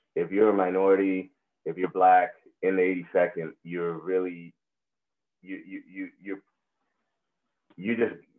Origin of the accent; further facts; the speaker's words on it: Puerto Rico; first language Spanish; English is a second language; now in San Antonio, United States; I'm a native of Puerto Rico. That's where I'm from. That's where I was raised. Spanish is my first language, but now English is what I use every day